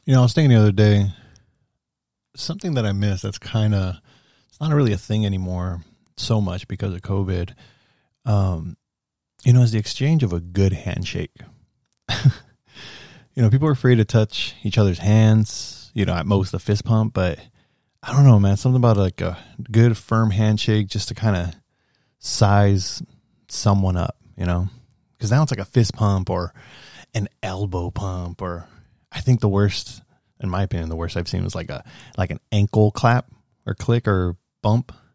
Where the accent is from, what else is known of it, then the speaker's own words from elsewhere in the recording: United States; I'm, I'm an American. I'm a Mexican-American, first gen Mexican-American